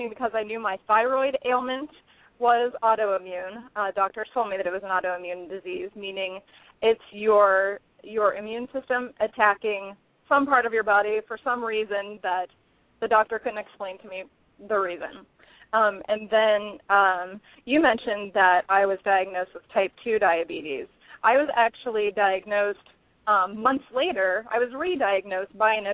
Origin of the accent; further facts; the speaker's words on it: Pittsburgh, Pennsylvania, United States; I was born and raised in the Pittsburgh area